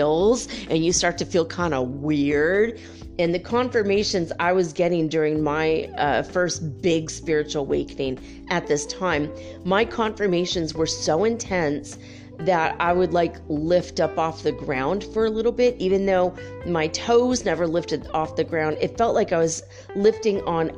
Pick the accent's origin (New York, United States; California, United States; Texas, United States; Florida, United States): California, United States; moved away; also born or lived in North Dakota / Santa Barbara; I grew up in California and we all moved back east